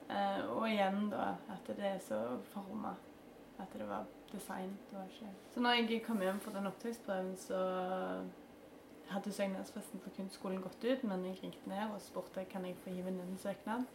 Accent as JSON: {"language": "Norwegian", "town": "Stavanger", "region": "Rogaland", "country": "Norway", "tie": "born or raised there", "said": "Jeg begynte jo på Eikanes"}